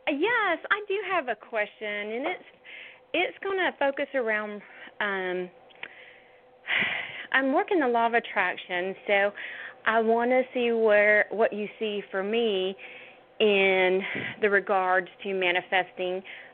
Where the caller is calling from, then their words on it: Georgia, United States; I'm actually calling from Georgia.